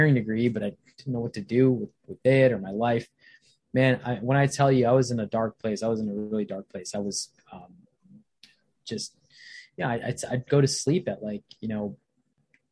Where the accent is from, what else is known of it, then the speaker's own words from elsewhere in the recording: Virginia, United States; also born or lived in Bangladesh / Canada / Baltimore, Maryland; I probably moved here to Baltimore, Maryland when I was about 5 years old. We've been living in Virginia ever since we moved from Baltimore when I was about 6 or 7. I grew up in Virginia